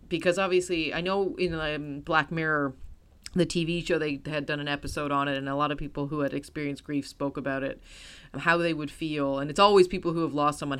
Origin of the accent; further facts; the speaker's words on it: United States; as an American